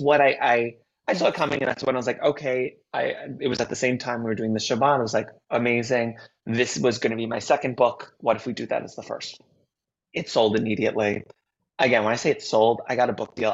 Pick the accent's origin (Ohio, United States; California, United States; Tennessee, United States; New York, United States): New York, United States; this new book is really inspired by growing up in New York